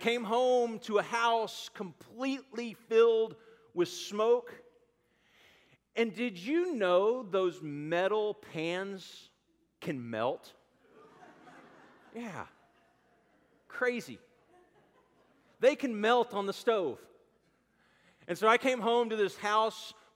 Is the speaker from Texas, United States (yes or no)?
yes; Garland, Texas, United States; I grew up in Garland, Texas